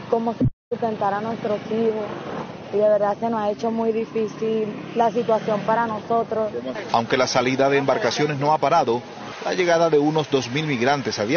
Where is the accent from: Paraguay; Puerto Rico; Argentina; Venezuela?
Venezuela; Valencia, Carabobo; Salimos de Venezuela, de la parte de Valencia, con el sueño de buscar una mejor vida, ¿me entiendes?